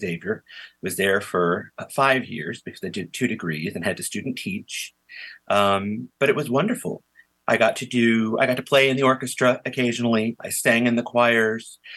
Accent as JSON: {"language": "English", "town": "Evergreen Park", "region": "Illinois", "country": "United States", "tie": "born or raised there", "said": "I grew up in Evergreen Park, which is um, a suburb of Chicago in the South Side"}